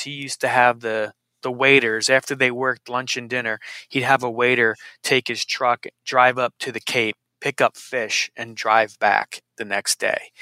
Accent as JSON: {"language": "English", "region": "New Jersey", "country": "United States", "tie": "born or raised there", "said": "I grew up in New Jersey. I'm a Jersey boy from Central Jersey"}